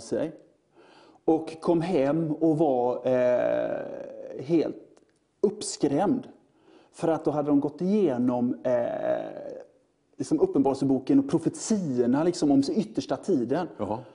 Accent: Sweden; vi är som svenskar

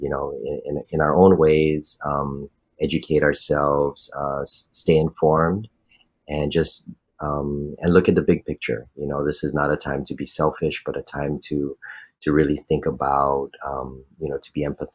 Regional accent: Honolulu, Hawaii, United States; growing up in this community

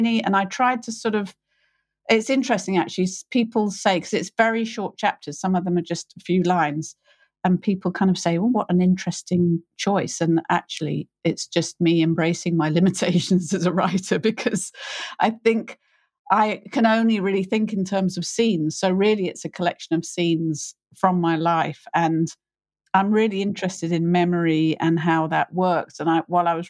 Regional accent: United Kingdom; I'm British, I'm middle class

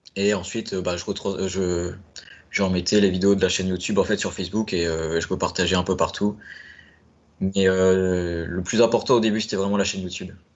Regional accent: Caen, Normandy, France; moved away as an adult; also born or lived in Rennes; now in Paris, France; je suis né à Caen, en Normandie, mais mes parents sont euh, d'origine bretonne, donc du côté de Rodon. Donc la plus grosse ville à côté, c'est Rennes, donc j'allais très très régulièrement durant mon enfance sur Rennes

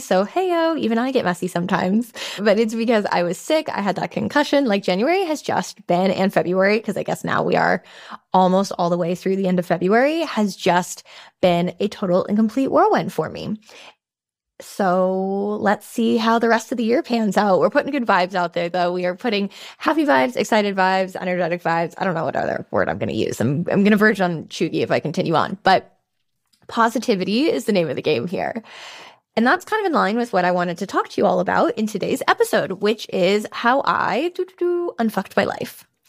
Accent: San Francisco, California, United States; moved away as an adult; also born or lived in Switzerland; then I moved to San Francisco, which is my hometown

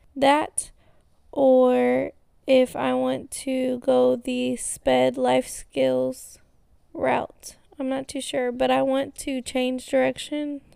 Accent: Texas, United States

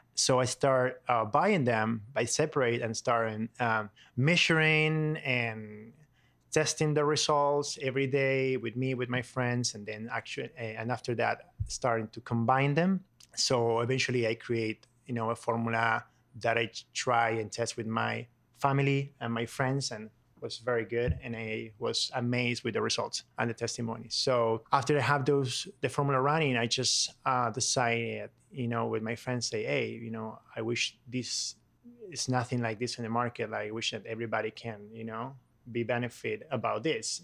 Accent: Buenos Aires, Argentina; English is a second language; moved away as an adult; now in United States; I'm from Argentina, um, Buenos Aires, and I came to this country like seven years ago

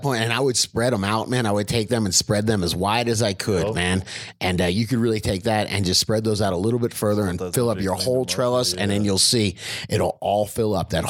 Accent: Florida, United States; I'm from Florida.

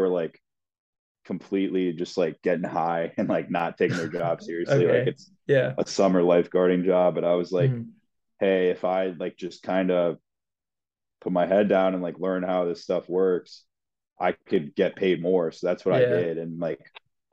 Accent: Rockville, Maryland, United States; I'm from Rockville, Maryland

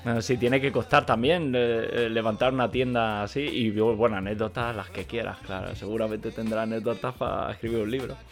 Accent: Catalonia, Spain; moved away as an adult; now in Germany; yo he nacido y crecido en Cataluña y vivo desde hace de años en Alemania

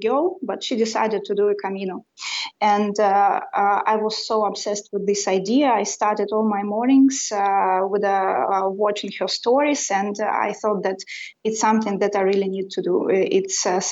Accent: Russia; English is a second language; now in Sweden; I was born and raised in Russia

